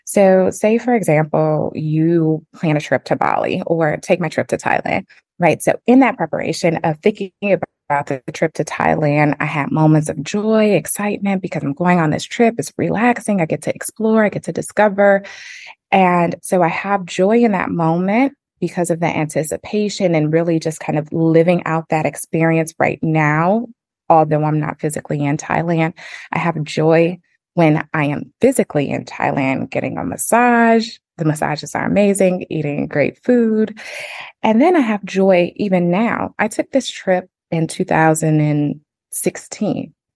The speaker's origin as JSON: {"language": "English", "town": "Flint", "region": "Michigan", "country": "United States", "tie": "born or raised there", "said": "I'm originally from Flint, Michigan"}